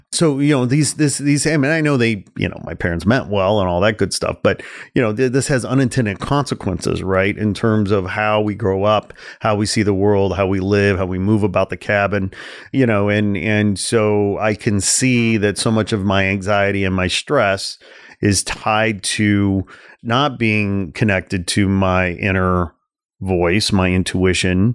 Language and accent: English; Midwest, United States; I'm from the Midwest. I was gr-, grow-, grew up in a, you know, kind of a w, environment and a culture